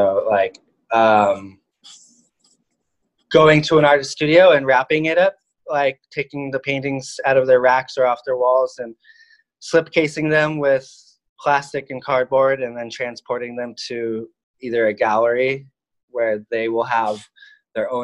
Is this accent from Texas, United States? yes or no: no; Orange County, California, United States; moved away as an adult; also born or lived in France; now in Los Angeles, United States; I was born in LA and I grew up in Orange County